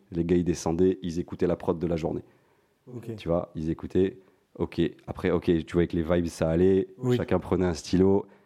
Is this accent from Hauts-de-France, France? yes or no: no; Montpellier, Occitania, France; now in Paris, France; moi, je venais, je venais de Montpellier, mais je m'étais installé sur Paris.